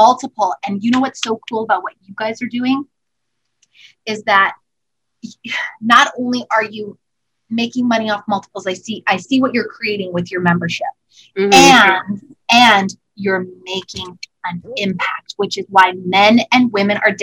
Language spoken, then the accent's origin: English; Canada; we're all Canadian